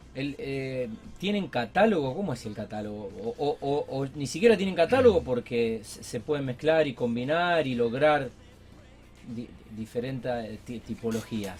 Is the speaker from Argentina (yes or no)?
yes; Rosario, Santa Fe, Argentina